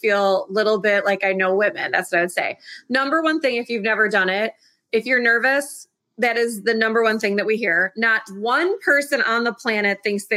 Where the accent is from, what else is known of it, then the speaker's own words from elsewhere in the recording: Chicago, Illinois, United States; my hometown of Chicago